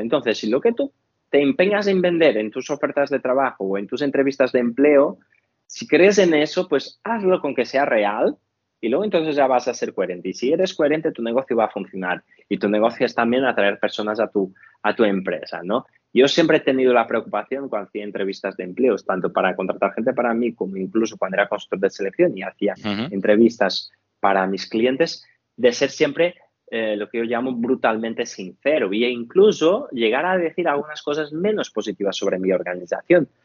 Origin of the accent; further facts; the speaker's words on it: Portugal; now in Spain; soy portugués